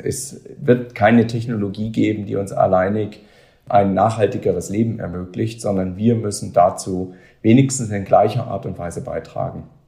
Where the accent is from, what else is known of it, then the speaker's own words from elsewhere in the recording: Germany; wir als Deutsche, wir als Europäer